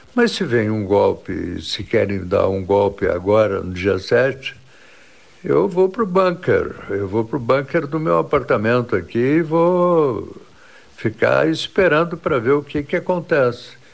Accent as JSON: {"language": "Portuguese", "country": "Brazil", "said": "sou brasileiro"}